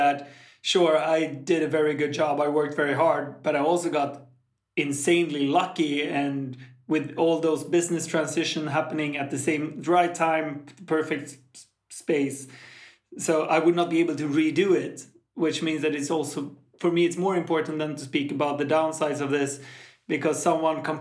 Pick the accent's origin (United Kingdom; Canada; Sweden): Sweden; moved away as an adult; now in Malta; I'm from Sweden. I live in Malta